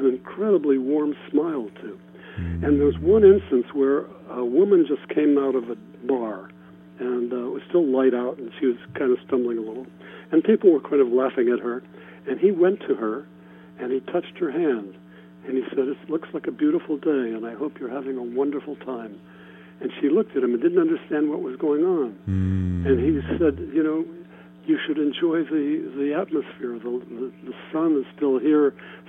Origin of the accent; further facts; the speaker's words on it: Ohio, United States; moved away as an adult; also born or lived in New York; I grew up in Ohio.